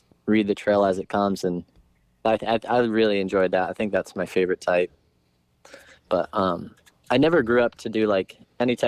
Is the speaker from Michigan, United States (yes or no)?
no; Connecticut, United States; I grew up in Connecticut, riding local Hare scrambles